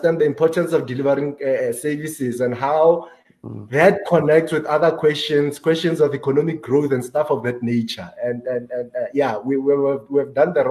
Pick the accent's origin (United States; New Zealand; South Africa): South Africa; I grew up in a township called Lewakhumu